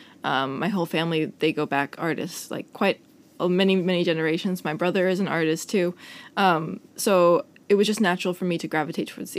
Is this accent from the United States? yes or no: yes; Long Island, New York, United States; moved away as an adult; now in Copenhagen, Denmark; I went to Stony Brook, and I grew up on Long Island